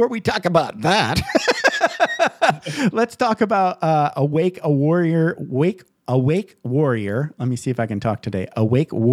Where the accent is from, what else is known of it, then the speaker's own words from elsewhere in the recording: Michigan, United States; I grew up in Michigan